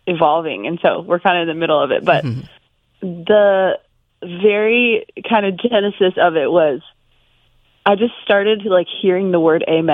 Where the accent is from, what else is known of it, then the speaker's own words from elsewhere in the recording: Colorado Springs, Colorado, United States; moved away as an adult; now in Nashville, United States; I grew up in Colorado Springs.